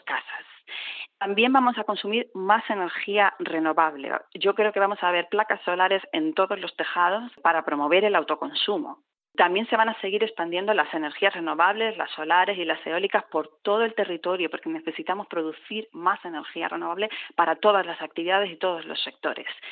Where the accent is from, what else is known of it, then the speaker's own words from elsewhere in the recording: southern Spain, Spain; now in Bilbao, Spain; yo vengo del sur de España